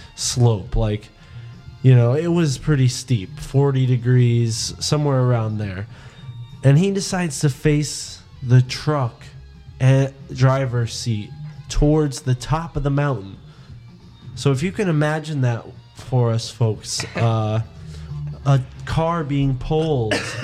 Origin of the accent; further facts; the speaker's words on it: New England, United States; we're from New England